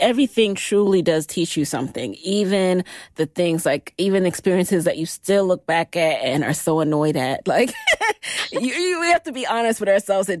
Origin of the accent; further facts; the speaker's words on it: New York, United States; we're both Jamaican, grew up in New York, like same age, I think.